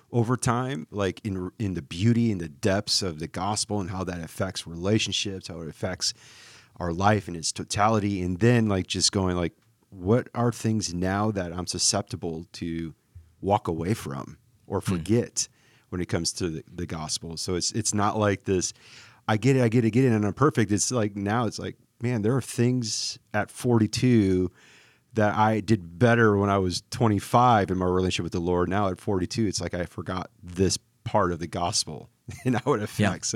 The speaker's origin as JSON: {"language": "English", "town": "Beaver Dam", "region": "Wisconsin", "country": "United States", "also_born_or_lived": "Minnesota", "moved": "yes", "lives_now": "Austin, United States"}